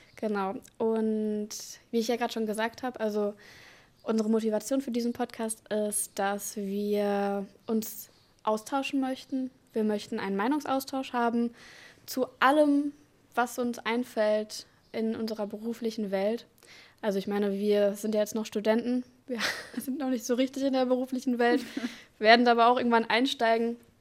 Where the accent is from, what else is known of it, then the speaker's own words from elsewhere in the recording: Dortmund, North Rhine-Westphalia, Germany; moved away as an adult; wurde in Dortmund geboren und habe da auch mein Abitur gemacht.